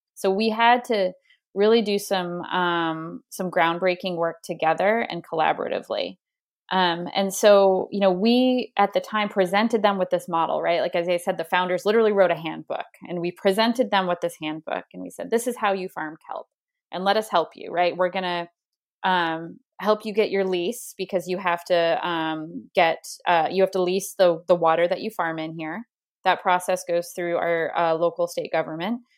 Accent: Spruce Head, Maine, United States; where I grew up in Spruced, Maine

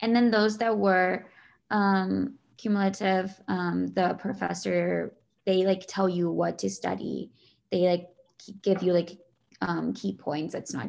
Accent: Shawnee, Kansas, United States; I am from Shawnee, Kansas.

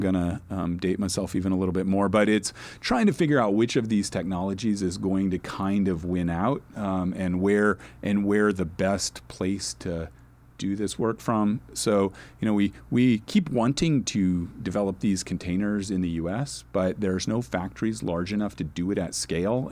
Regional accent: Nebraska, United States; also born or lived in New Orleans, Louisiana / Phoenix, Arizona; now in Los Angeles, United States; I grew up in Nebraska, I live in L

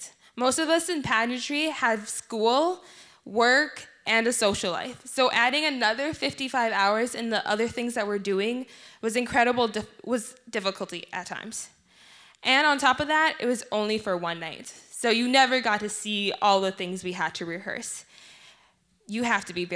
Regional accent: South Sudan; moved away; my home country, the Republic of South Sudan

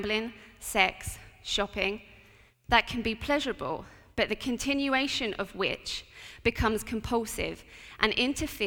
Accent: Portsmouth, South East England, United Kingdom; I grew up in Portsmouth

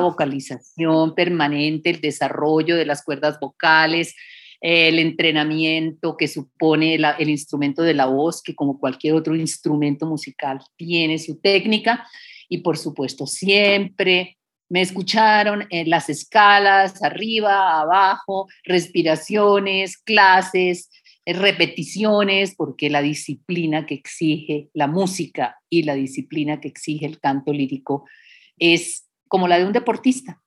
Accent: Colombia; moved away as an adult; also born or lived in United States / Bogotá, Colombia; mi formación integral es en Colombia

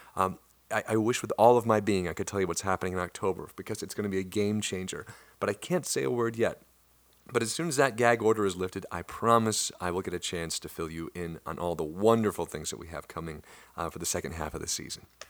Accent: Midwest, United States; accent: Midwest; That's my Midwest accent

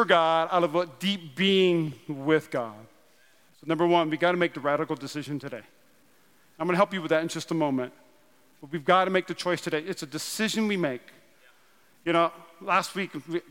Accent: North Dakota, United States; I'm from North Dakota

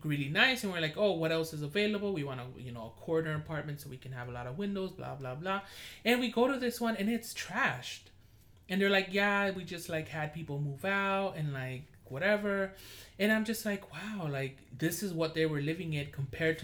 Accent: Los Angeles, California, United States; moved away; I'm from Koreatown

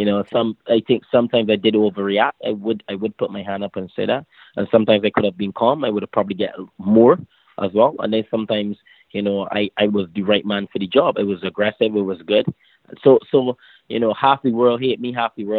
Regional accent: Barbados; Barbados, my home country

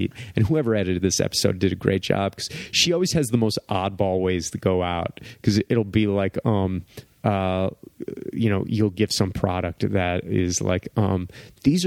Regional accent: East Coast, United States; I'm from the East Coast

